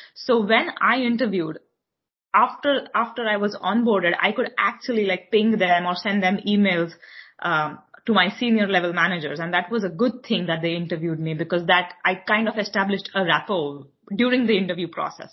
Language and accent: English; Mumbai, Maharashtra, India; moved away as an adult; now in New York, United States; I am born and raised in Mumbai, India.